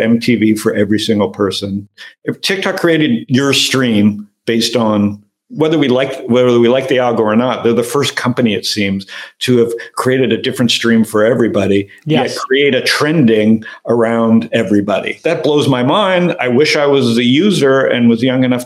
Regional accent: Canada; now in United States; I'm Canadian living in America

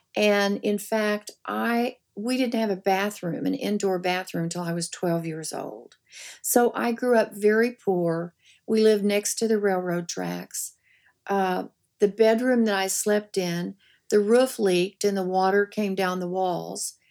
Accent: the Ozarks, United States; moved away; I grew up in the Ozarks

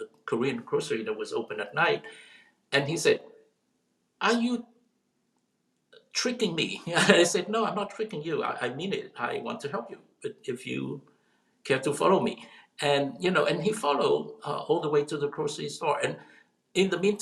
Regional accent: South Vietnam, Vietnam; now in United States; I come from, you know, I was born in South Vietnam, a country at war

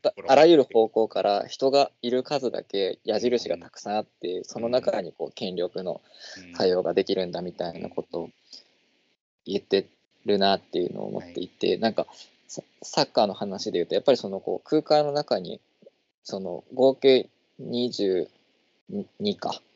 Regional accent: Nagoya, Aichi, Japan; moved away as an adult; also born or lived in Itabashi, Tokyo; 僕は名古屋

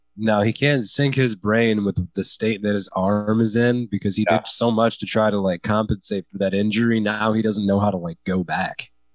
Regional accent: United States; I am an American

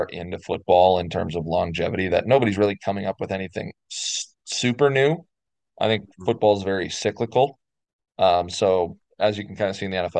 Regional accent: Minnesota, United States; now in Arizona, United States; I live in Arizona now. I'm initially from Minnesota, and I went home

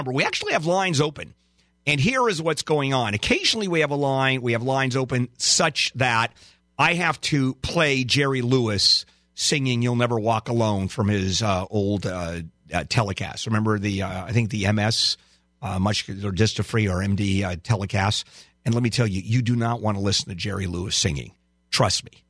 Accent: Pakistan; English is a second language; moved away as an adult; now in United States

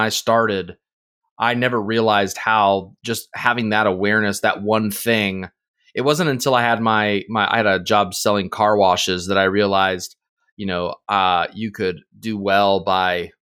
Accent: Indiana, United States; born or raised there

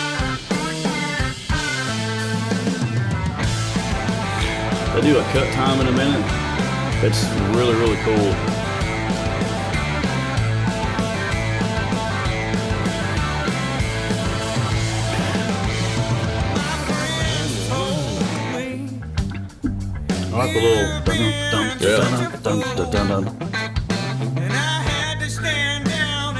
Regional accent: East Kentucky, United States; growing up in East Kentucky

